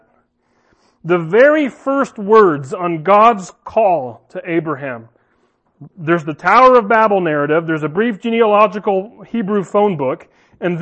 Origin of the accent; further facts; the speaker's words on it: United States; I'm American, my parents are American